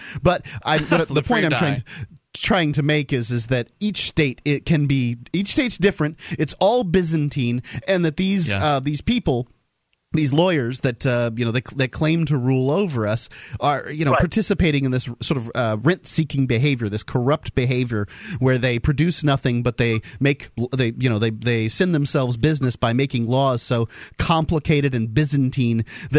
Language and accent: English; the South, United States; Now, I'm from the South